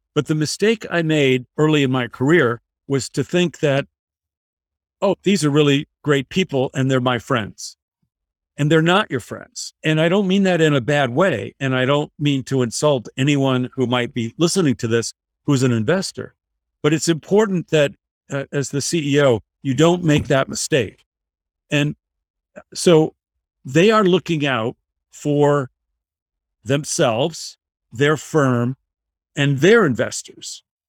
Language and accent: English; Michigan, United States; I was growing up in Michigan